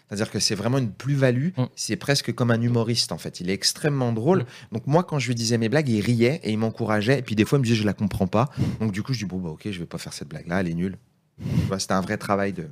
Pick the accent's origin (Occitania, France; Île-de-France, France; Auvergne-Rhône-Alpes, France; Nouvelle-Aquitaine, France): Île-de-France, France; Seine-Saint-Denis; on est de Seine-Saint-Denis tous les deux.